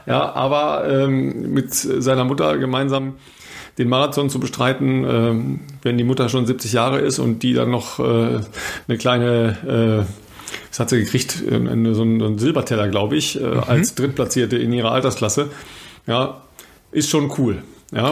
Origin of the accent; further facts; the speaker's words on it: Ruhr area, North Rhine-Westphalia, Germany; moved away; ich komme aus dem Ruhrpott